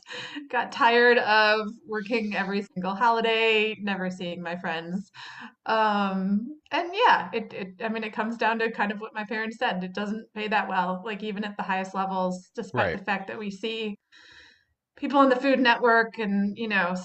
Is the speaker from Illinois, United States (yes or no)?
yes; Chicago, Illinois, United States; also born or lived in Berkeley; now in Kentucky, United States; I didn't grow up in Kentucky, didn't grow up in the South. I grew up in Chicago